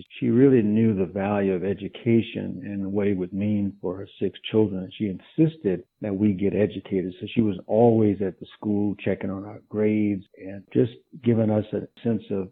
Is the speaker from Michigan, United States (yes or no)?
no; Jennings, Louisiana, United States; I was born in Jennings, Louisiana, which is in southwest Louisiana